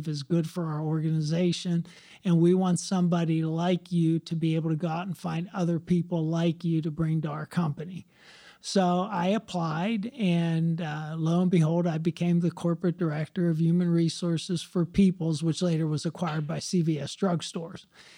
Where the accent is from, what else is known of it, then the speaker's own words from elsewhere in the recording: McDonald, Pennsylvania, United States; moved away; where I grew up in McDonald, Pennsylvania